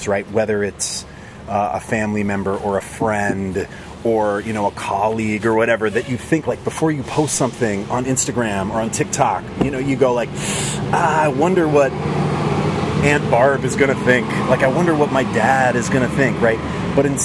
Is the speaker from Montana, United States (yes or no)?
yes; Montana, United States; I grew up in Montana, in a small town